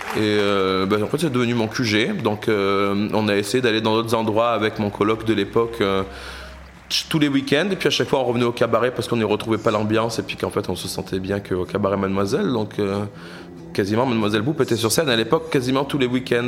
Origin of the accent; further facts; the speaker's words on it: south of France, France; moved away as an adult; also born or lived in Paris / London; now in Brussels, Belgium; Je viens du sud de la France à la base